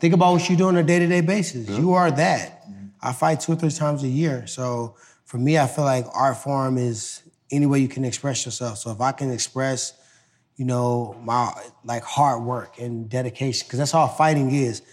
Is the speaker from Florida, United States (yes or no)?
no; Ferguson, Missouri, United States; I came from Ferguson